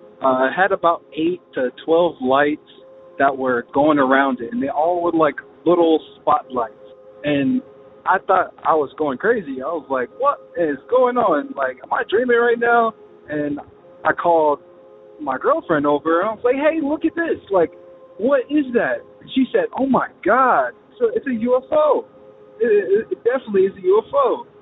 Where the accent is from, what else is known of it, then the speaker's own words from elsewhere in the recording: Charlotte, North Carolina, United States; I'm …. I'm from Charlotte, North Carolina.